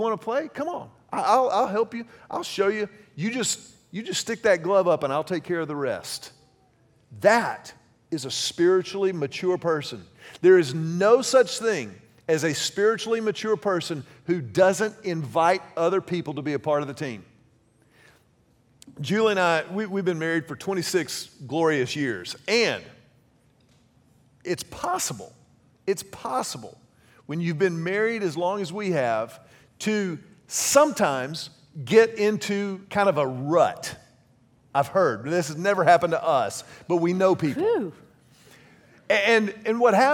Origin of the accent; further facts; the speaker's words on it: Houston, Texas, United States; I grew up in Houston